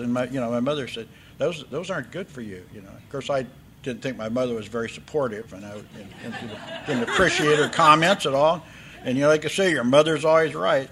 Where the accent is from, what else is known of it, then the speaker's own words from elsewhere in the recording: Oakland, California, United States; now in San Diego, United States; My story begins May the 22nd, 1944, when I was born in Oakland, California